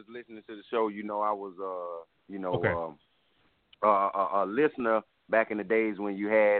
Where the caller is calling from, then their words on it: South Carolina, United States; I'm calling from South Carolina, family.